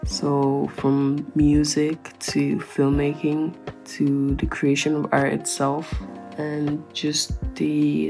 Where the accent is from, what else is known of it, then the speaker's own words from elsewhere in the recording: Ireland; I'm from Ireland.